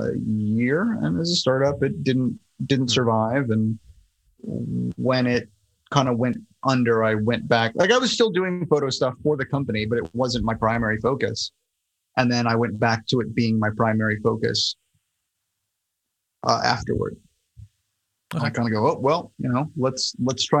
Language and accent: English; Florida, United States; moved away as an adult; also born or lived in Miami; now in New York, United States; I grew up in Florida